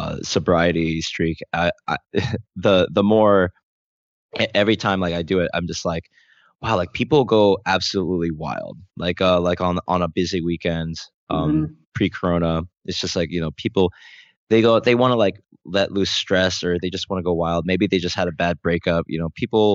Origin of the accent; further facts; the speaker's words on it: Rhode Island, United States; moved away as an adult; now in South Korea; small town in Rhode Island, USA. And to think that I moved to Korea like almost 8 years ago